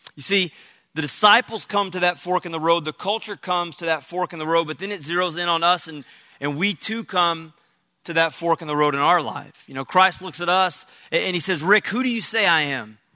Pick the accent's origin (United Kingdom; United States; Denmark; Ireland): United States; Texas; I'm from Texas, so my, my, um, you know, I've lived in Texas all my life